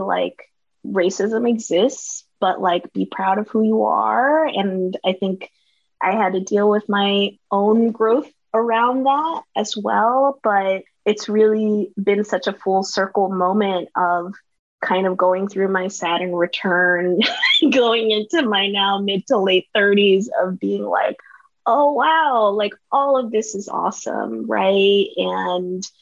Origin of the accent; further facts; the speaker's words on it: Katy, Texas, United States; now in New York City, United States; I was born and raised in a western suburb outside of Houston. That is Katy, Texas